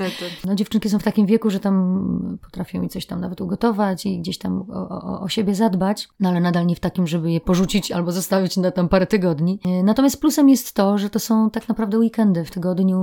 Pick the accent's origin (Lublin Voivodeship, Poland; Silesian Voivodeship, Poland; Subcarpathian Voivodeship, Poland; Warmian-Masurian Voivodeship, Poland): Silesian Voivodeship, Poland; Katowice; also born or lived in Sosnowiec; jestem ze Śląska i urodzona w Katowicach